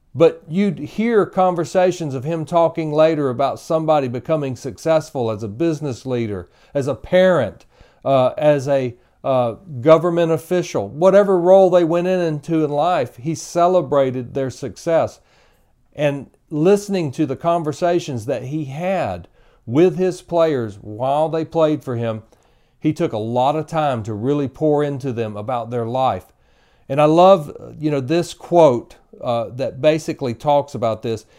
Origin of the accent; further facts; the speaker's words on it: Tallahassee, Florida, United States; I grew up in Tallahassee